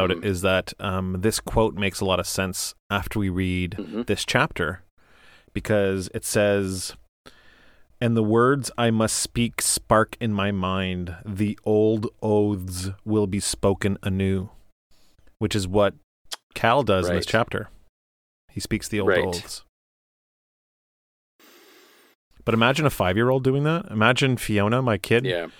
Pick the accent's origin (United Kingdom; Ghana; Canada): Canada; We are Canadian, so honor has a U.